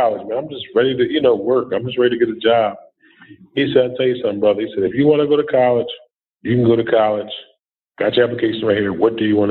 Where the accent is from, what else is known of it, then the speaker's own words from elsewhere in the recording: Philadelphia, Pennsylvania, United States; I was born and raised in Philadelphia